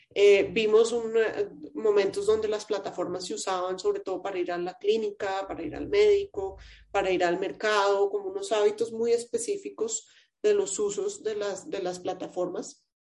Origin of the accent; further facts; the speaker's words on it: Colombia; como, ciudadana, como colombiana